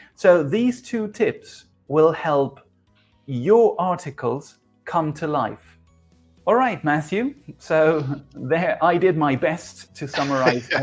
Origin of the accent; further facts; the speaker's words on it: Uruguay; now in Argentina; I am originally from Uruguay, but I live in Argentina.